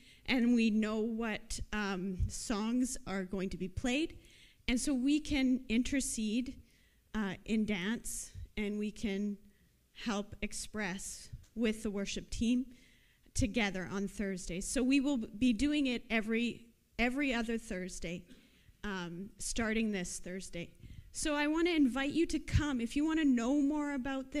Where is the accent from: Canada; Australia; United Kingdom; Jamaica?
Canada; Canadians. We do not do that. We are very prim.